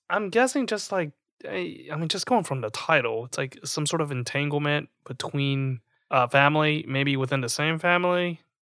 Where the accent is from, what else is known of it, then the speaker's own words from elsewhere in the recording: Louisiana, United States; moved away; we came from such a small town and because we came from Louisiana